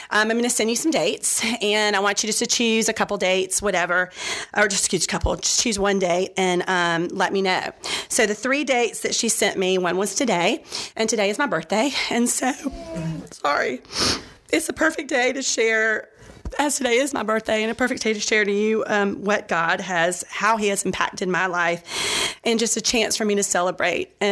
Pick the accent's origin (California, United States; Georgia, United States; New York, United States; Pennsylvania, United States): Georgia, United States; also born or lived in Florida; I was born in Florida in 1970, so you figure out the math how old I am today. Um, I moved to Georgia and I was Catholic raised, Catholic school.